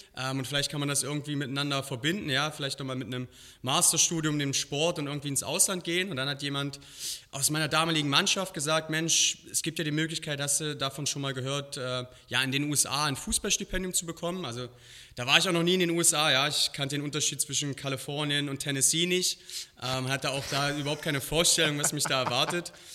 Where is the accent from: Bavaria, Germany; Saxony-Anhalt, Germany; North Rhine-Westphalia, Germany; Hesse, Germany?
Saxony-Anhalt, Germany; Halle; moved away as an adult; also born or lived in Berlin / Koblenz; now in Las Vegas, United States; Ich bin in Berlin geboren, dann hier in Halle an der Saale aufgewachsen